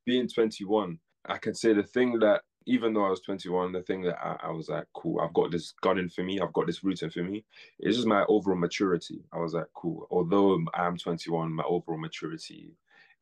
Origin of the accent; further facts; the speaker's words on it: Birmingham, West Midlands, United Kingdom; I'm from Birmingham